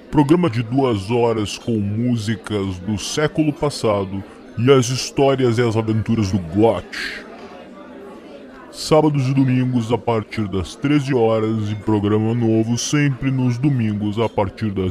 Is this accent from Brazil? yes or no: no; United States; onde eu recordei o frio da minha terra, nos Estados Unidos